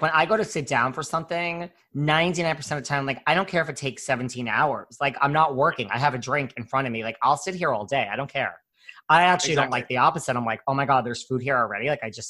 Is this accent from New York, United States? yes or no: yes; New York, United States; I'm such a New Yorker.